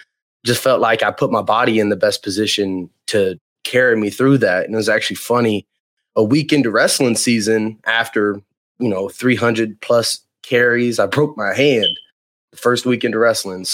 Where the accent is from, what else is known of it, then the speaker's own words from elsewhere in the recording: Sand Springs, Oklahoma, United States; I come from Sand Springs, Oklahoma. I wrestled at Sand Springs. I played football at Sand Springs, ran track.